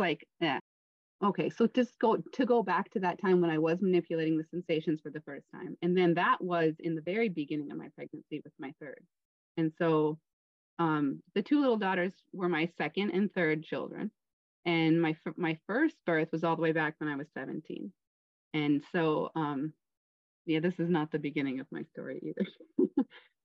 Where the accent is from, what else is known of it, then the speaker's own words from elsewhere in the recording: Minnesota, United States; moved away as an adult; also born or lived in Oregon / Philippines / Taiwan; my best friend from Minnesota